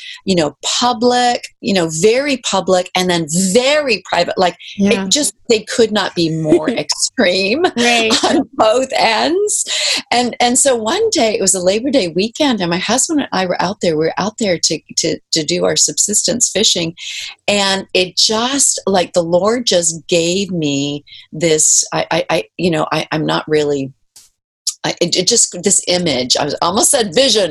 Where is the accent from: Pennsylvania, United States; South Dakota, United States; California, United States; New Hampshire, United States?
New Hampshire, United States; moved away as an adult; also born or lived in Kodiak Island, Alaska; now in Kodiak, United States; I grew up on the East Coast in New Hampshire, but I moved to Alaska